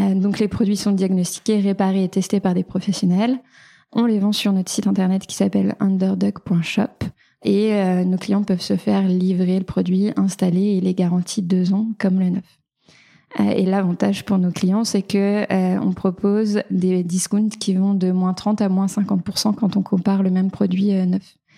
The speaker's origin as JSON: {"language": "French", "area": "small village near Beaujolais", "region": "Auvergne-Rhône-Alpes", "country": "France", "tie": "born or raised there", "also_born_or_lived": "Paris", "moved": "as an adult", "lives_now": "Nantes, France", "said": "moi je viens d'un petit village euh, près du Beaujolais. J'ai grandi dans une famille d'agriculteurs"}